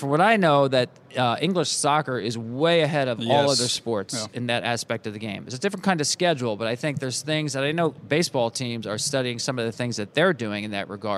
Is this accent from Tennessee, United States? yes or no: no; New Jersey, United States; I grew up in New Jersey